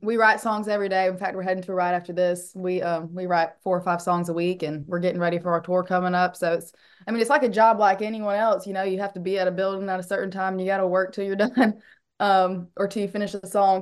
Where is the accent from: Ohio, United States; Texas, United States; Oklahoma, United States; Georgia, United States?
Georgia, United States; Georgetown; moved away as an adult; also born or lived in Athens, Georgia; now in Nashville, United States; we grew up in the house that our dad grew up into on our little cattle farm